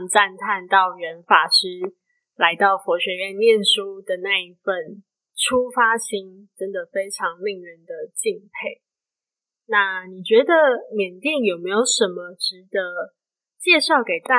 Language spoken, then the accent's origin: Chinese; Kaohsiung, Taiwan; also born or lived in Tainan; now in Chiayi, Taiwan; 小时候我是在高雄长大